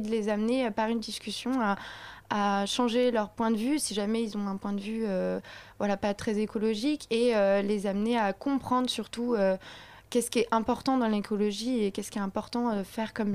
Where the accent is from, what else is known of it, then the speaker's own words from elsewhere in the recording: Paris, Île-de-France, France; nous, on est parisienne.